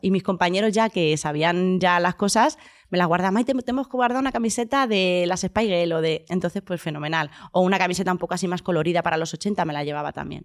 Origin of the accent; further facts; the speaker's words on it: Huelva, Andalusia, Spain; moved away; toda mi infancia ha sido en, en Andalucía, en Huelva